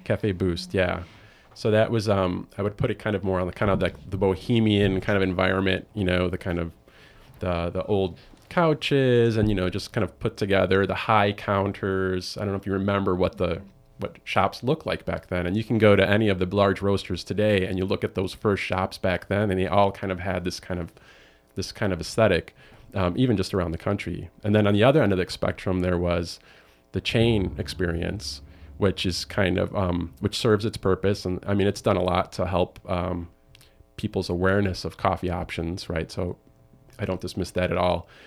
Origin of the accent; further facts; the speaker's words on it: Chicago, Illinois, United States; I'm from Chicago